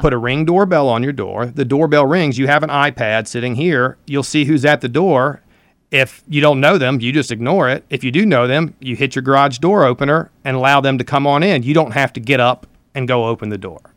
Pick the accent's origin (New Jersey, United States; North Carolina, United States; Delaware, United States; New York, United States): North Carolina, United States; Elizabeth City; I'm from Elizabeth City